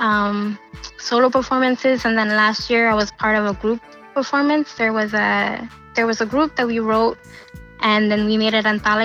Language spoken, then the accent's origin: English; New York City, New York, United States; I grew up in Queens, right near Flushing Meadow Park.